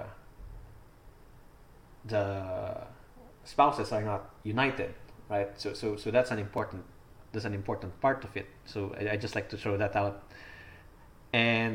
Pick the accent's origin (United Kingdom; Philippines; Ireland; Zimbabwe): Philippines; So I'm Filipino. I live in the Philippines.